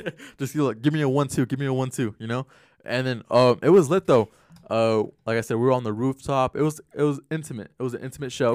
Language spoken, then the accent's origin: English; Glendale, Arizona, United States; growing up in Glendale